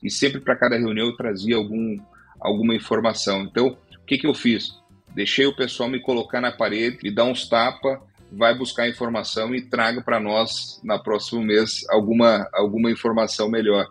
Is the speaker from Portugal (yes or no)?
no; Passo Fundo, Rio Grande do Sul, Brazil; moved away as an adult; now in São Paulo, Brazil; a minha criação toda foi no Rio Grande do Sul, em Passo Fundo